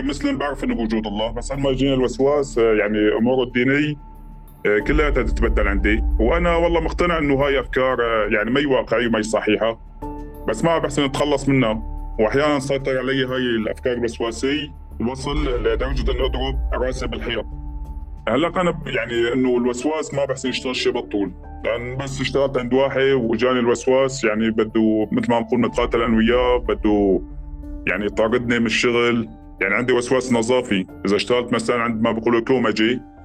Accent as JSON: {"language": "Arabic", "area": "village near Wadi al-Deif camp", "region": "Idlib Governorate", "country": "Syria", "tie": "born or raised there", "also_born_or_lived": "Atmeh", "said": "بعيد عن ضيعتنا شالي 5 كيلومتر"}